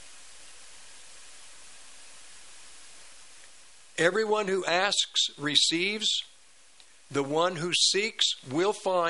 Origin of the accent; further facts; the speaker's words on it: United States; I was born in America, not India, not Russia.